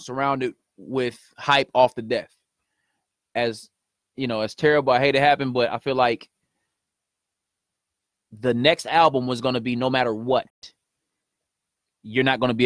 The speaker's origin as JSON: {"language": "English", "town": "Kansas City", "region": "Missouri", "country": "United States", "said": "I'm from Kansas City"}